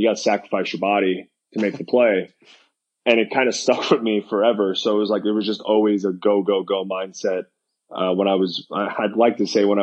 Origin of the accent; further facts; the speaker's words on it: New York, United States; moved away as an adult; now in Florida, United States; growing up in New York, we don't have year-round baseball.